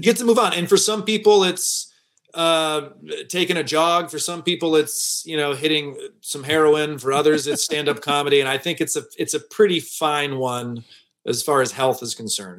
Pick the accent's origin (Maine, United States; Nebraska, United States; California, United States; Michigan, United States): Michigan, United States; Detroit; moved away as an adult; also born or lived in New York / Los Angeles; downtown Detroit, my hometown.